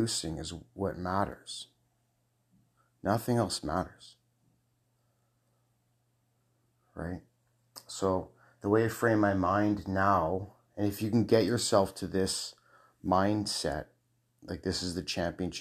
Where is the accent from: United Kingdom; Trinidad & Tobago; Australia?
United Kingdom; Scotland; I'm a Scot. Okay, so I'm a Scot.